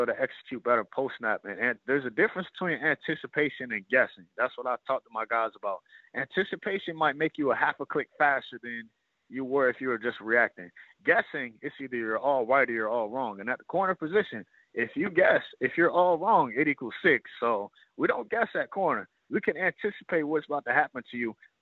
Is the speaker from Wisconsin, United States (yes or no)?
no; Ohio, United States; moved away; I'm an Ohio guy